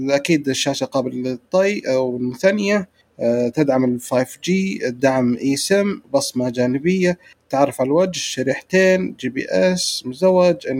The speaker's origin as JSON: {"language": "Arabic", "country": "Saudi Arabia", "said": "عندنا في السعوديه"}